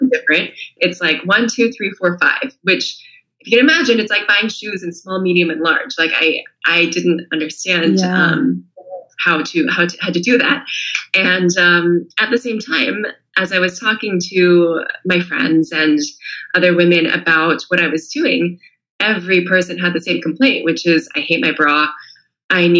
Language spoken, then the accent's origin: English; California, United States; moved away as an adult; also born or lived in China; now in Italy; I'm from California originally, born and raised there